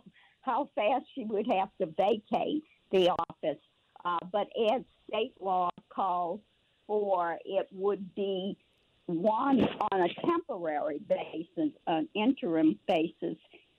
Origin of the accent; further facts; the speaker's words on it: New Orleans, Louisiana, United States; I was born in New Orleans at Baptist Hospital.